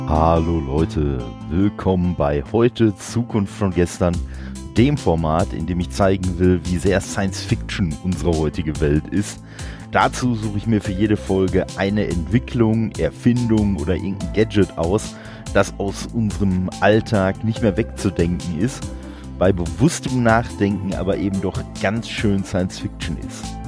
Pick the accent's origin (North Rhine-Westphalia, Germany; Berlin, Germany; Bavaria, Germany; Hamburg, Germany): North Rhine-Westphalia, Germany; Dortmund; now in Duisburg, Germany; ich wohne in Duisburg. Gebürtig, äh, bin ich aus Dortmund